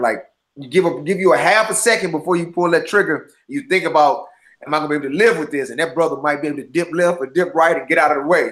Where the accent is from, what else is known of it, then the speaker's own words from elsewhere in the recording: St. Louis, Missouri, United States; now in Los Angeles, United States; St. Louis is a very my hometown